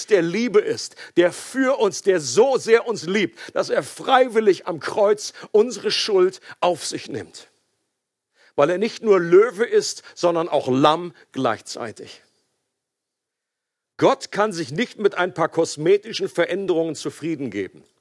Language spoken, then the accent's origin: German; Switzerland; oder wir können an dieser Stelle nicht mehr neutral bleiben, selbst als Schweizer nicht.